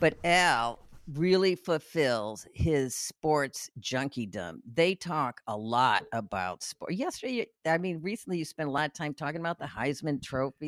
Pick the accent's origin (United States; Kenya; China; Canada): United States; Chicago, Illinois; also born or lived in Louisiana; now in New Orleans, United States; I grew up in Chicago